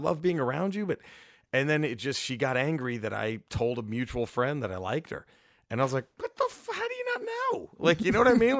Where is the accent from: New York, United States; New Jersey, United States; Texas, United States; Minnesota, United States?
Texas, United States; Dallas; we're from Dallas.